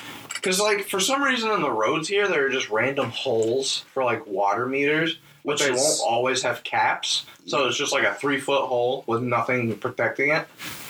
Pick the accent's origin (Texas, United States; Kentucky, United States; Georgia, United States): Kentucky, United States; I'm from Kentucky, by the way